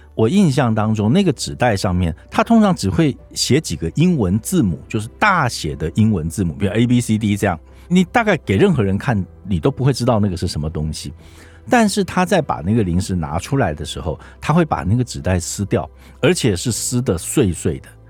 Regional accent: Taiwan; 我们台湾人

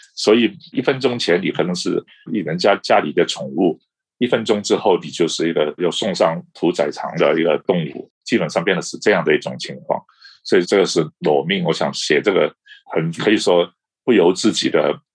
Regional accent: Hong Kong; moved away as an adult; also born or lived in Boston, United States / Taipei, Taiwan; now in Beijing, China; 我们这个世代在香港长大，在大陆生活过的

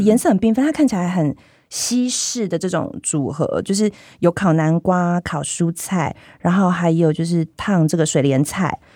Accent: Tainan, Taiwan; 我们台南人

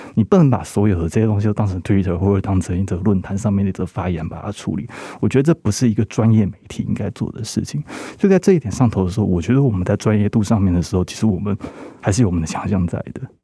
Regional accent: Taiwan; 我们台湾这边受得非常严肃的八股文教育

